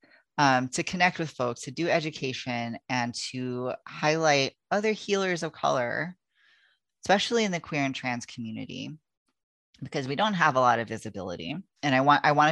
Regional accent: California, United States; I grew up in California. That's where I was born.

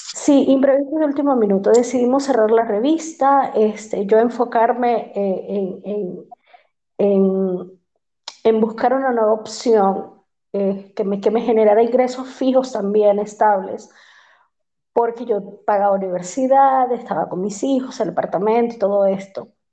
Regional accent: Maracaibo, Zulia, Venezuela; moved away as an adult; also born or lived in Panama; soy venezolana, este, de un lugar hermoso que se llama Maracaibo, en Venezuela

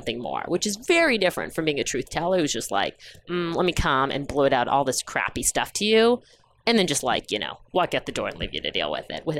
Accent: St. Catharines, Ontario, Canada; also born or lived in Dar es Salaam, Tanzania; I grew up in Canada, in Ontario, in southern Ontario, in a very small town called St. Catharines

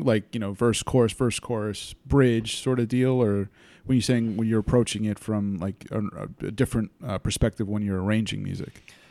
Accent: Wappingers Falls, New York, United States; I'm from, um, the Hudson Valley, Beacon, Wappingers Falls area

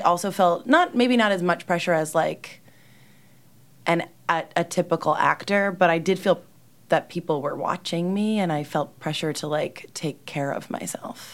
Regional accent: New Jersey, United States; moved away as an adult; now in New York City, United States; I'm from Jersey

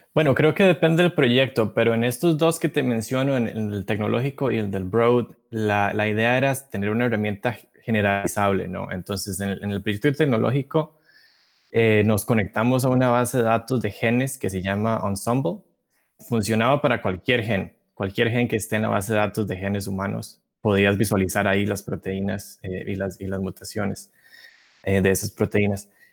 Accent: Costa Rica; moved away as an adult; now in Massachusetts, United States; Soy costarricense. Tengo poco más de cuatro años de vivir en Estados Unidos, en, Massachusetts.

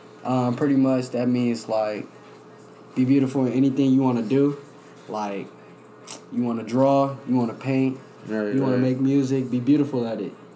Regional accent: Las Vegas, Nevada, United States; moved away; also born or lived in Inland Empire, California; I grew up in Vegas, and I also grew up in IE, California.

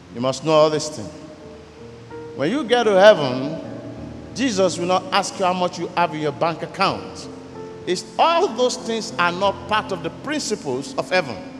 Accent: Ghana; I am from the Yoruba tribe even though I'm a Ghanaian

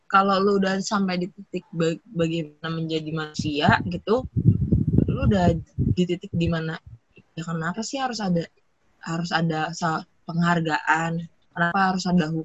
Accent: Leuwiliang, West Java, Indonesia; di Bogor tapi coret Bogor coret di Liuliang

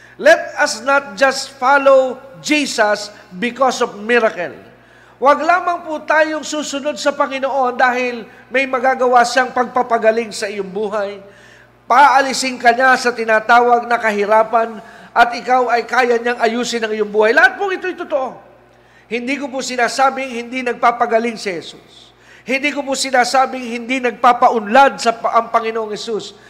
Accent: Philippines; Pilipino po ako

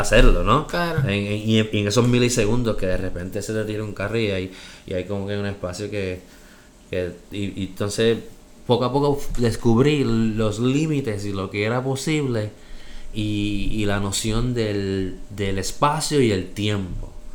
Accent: Bayamón, Puerto Rico; moved away as an adult; also born or lived in New York, United States / Aguadilla, Puerto Rico; Soy boricua

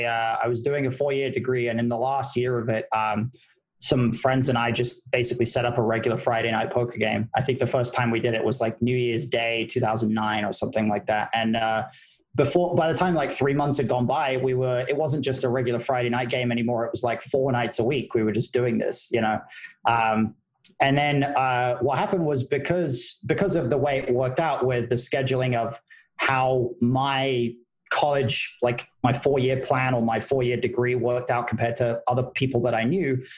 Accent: United Kingdom; now in United States; I am. Yeah, that is true. Yeah, my accent is washing out a little bit.

